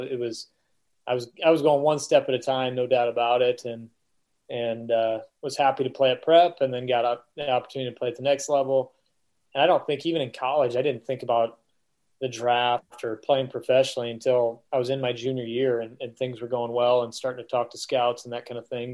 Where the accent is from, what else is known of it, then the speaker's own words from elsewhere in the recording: Omaha, Nebraska, United States; I grew up in Omaha